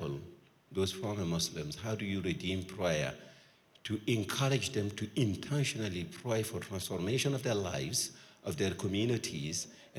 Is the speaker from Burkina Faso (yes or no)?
yes; Burkina Faso; I'm from Burkina Faso.